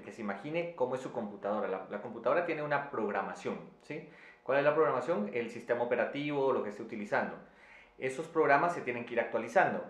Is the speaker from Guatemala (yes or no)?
yes; Quetzaltenango, Guatemala; en la ciudad donde yo, de donde yo vengo, en Quetzaltenango, en Guatemala, que es la segunda ciudad